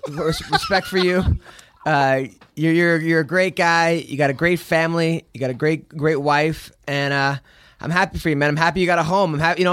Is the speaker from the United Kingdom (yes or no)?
yes; England, United Kingdom; Like, I'm from England. We don't even have wrestling. And I could do better sprawls than that.